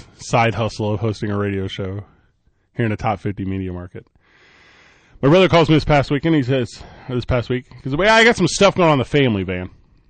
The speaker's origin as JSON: {"language": "English", "region": "Midwest", "country": "United States", "tie": "born or raised there", "moved": "yes", "said": "growing up where I grew up in the Midwest, you're about 4-5 hours in St. Louis, Missouri"}